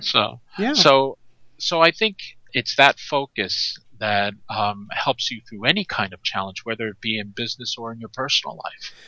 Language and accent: English; New York, United States; I'm from New York. I grew up there